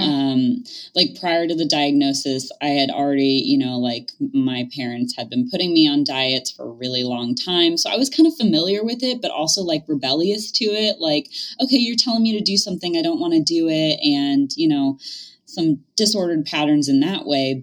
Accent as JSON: {"language": "English", "town": "Thousand Oaks", "region": "California", "country": "United States", "tie": "born or raised there", "said": "I ended up doing my master's back in my hometown, which is in Thousand Oaks, California"}